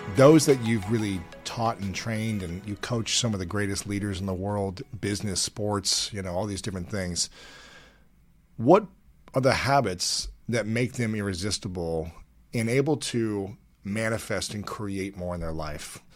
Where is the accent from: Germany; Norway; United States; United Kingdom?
United States; growing up in America